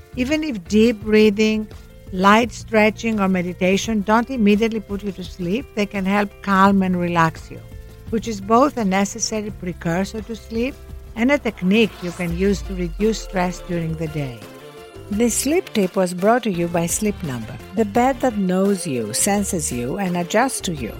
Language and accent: English; Greece; born or raised there